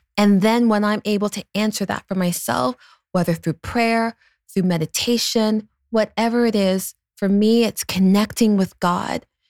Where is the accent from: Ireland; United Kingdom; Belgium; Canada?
Canada; I'm a Canadian